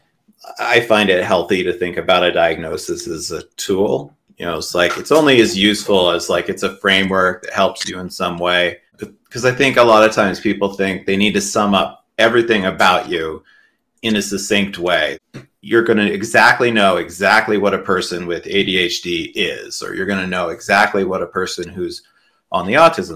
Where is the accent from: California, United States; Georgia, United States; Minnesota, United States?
California, United States; Southern; also born or lived in Utah; I grew up in Utah and mostly Southern California